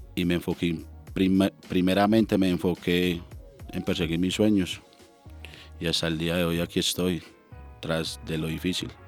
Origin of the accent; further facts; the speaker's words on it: Colombia; Colombia sí vengo y los visito, pero por aquí estoy